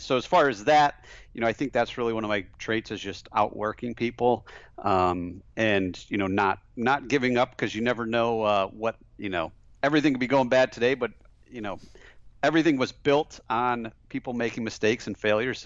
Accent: just outside of Flint, Michigan, United States; I grew up, uh, just outside of Flint, Michigan. So, uh, grew up in a small town just outside of Flint

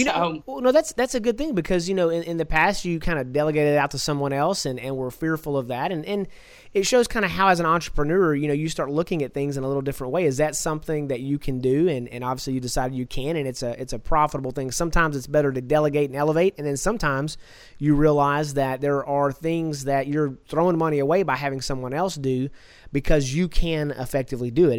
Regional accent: Texas, United States; I'm from Texas

